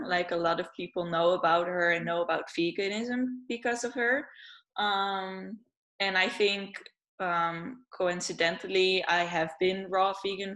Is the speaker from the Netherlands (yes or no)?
yes; Netherlands; I'm from the Netherlands